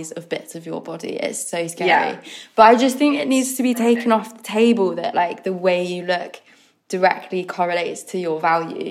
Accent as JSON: {"language": "English", "country": "United Kingdom", "said": "We are British"}